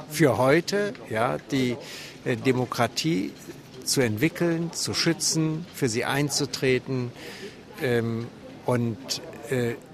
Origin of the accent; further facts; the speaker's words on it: West Germany, Germany; moved away as an adult; now in Leipzig, Germany; Ich lebe erst seit 1992 in Leipzig. Ähm, ich komme aus Westdeutschland und ähm, wurde dann 92 hier in der Thomaskirche Pfarrer.